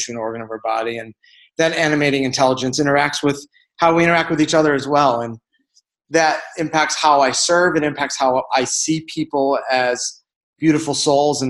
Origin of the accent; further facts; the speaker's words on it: Chicago, Illinois, United States; moved away as an adult; now in Ahwatukee, United States; I'm from Chicago.